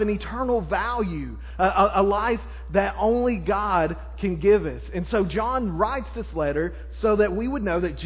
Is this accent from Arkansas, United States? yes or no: yes; Arkansas, United States; I'm from Arkansas